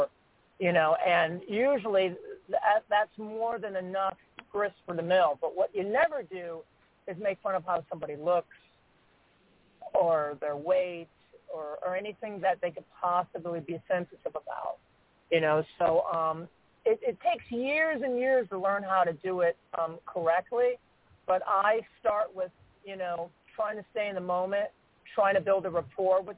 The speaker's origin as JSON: {"language": "English", "town": "Cleveland", "region": "Ohio", "country": "United States", "tie": "born or raised there", "also_born_or_lived": "Memphis, Tennessee", "said": "I was born and raised in Cleveland, Ohio, I spent sixth and part of seventh grade in Memphis, Tennessee"}